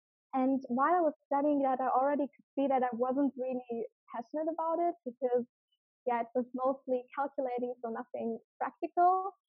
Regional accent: Germany; moved away; also born or lived in Finland / Thailand / Australia; I'm 25. I'm from Germany. But I lived already in three different countries, in Finland, Thailand, and Australia

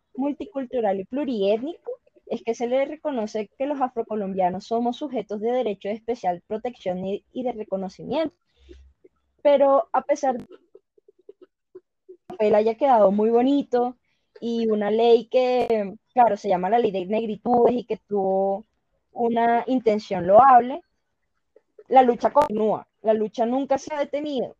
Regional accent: Valledupar, Cesar, Colombia; la ciudad de donde, de donde vengo, que es Valledupar.

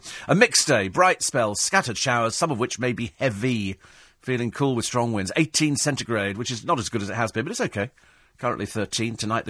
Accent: United Kingdom; we all managed to get through because we're British. We work in London.

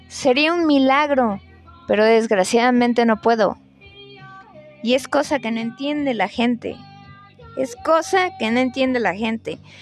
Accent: Mexico; como buenos mexicanos

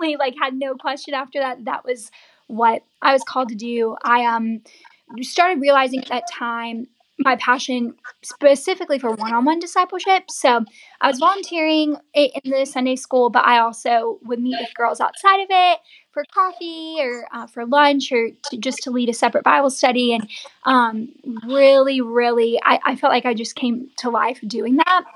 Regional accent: Savannah, Georgia, United States; I'm from Savannah.

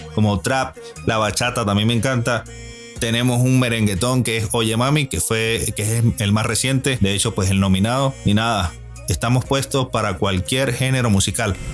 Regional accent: Venezuela; now in Madrid, Spain; Actualmente me encuentro en la ciudad de Madrid, España y soy oriundo de Venezuela

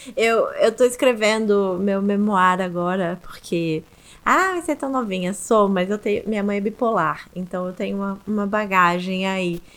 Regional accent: Rio de Janeiro, Brazil; Bem uma menininha de apartamento do Rio de Janeiro mesmo. E eu ficava ali no eixo, Zona Sul, Centro, Barra

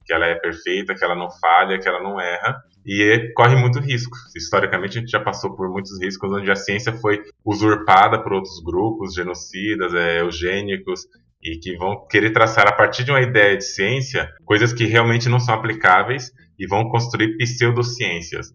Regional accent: São Paulo, Brazil; also born or lived in Feira de Santana, Bahia; Eu nasci em Feira de Santana, na Bahia. Vim de lá da Bahia com um ano de idade, o Rodrigo um pouquinho mais velho, que é meu irmão, e fui criado praticamente a vida inteira aqui em São Paulo

